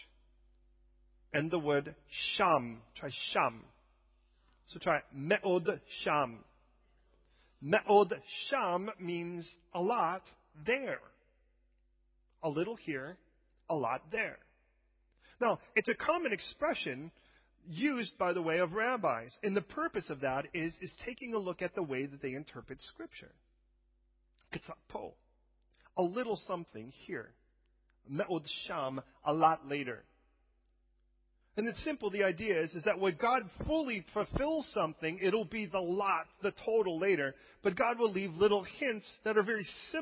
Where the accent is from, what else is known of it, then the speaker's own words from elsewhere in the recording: United States; as an American who is not necessarily European